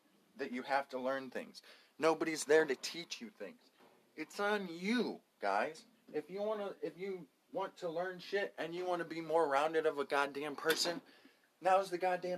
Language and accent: English; United States; I'm an American